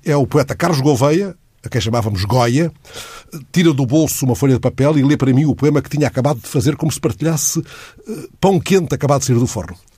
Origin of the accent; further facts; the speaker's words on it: Benguela, Angola; moved away; A minha adolescência em Benguela correu na margem de um rio seco